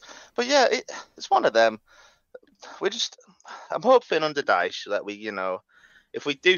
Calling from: North West England, United Kingdom; I live up in Cumbria, Lake District.

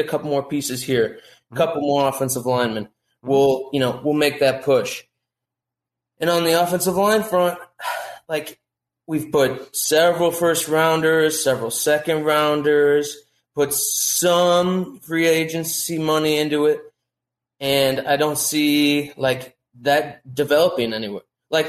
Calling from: Durham, North Carolina, United States; Durham, North Carolina.

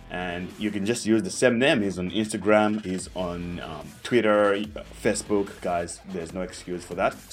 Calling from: Cape Town, Western Cape, South Africa; Yeah, I'm calling from Cape Town, South Africa.

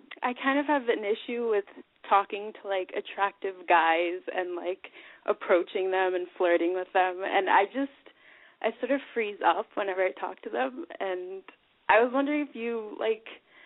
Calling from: New York, United States; I'm calling from New York.

